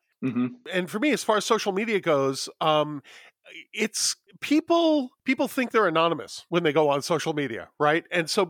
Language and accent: English; New York, United States; moved away as an adult; now in Los Angeles, United States; I have been a city boy my entire life. I grew up in New York. I moved to Los Angeles.